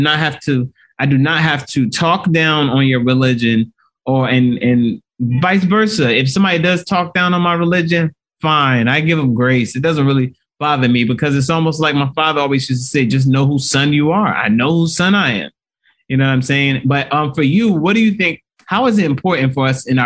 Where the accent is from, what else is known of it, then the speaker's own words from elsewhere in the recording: Nigeria; I'm Nigerian